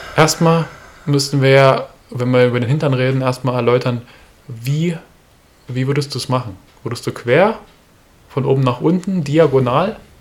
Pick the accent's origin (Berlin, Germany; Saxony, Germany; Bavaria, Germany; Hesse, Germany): Saxony, Germany; Görlitz; ich komme aus Görlitz